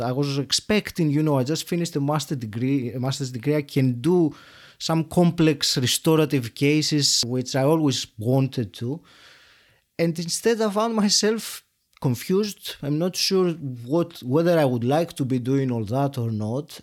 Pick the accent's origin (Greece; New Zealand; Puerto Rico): Greece; moved away as an adult; now in United Kingdom; Then I worked in Greece, which is my home country, for about ten years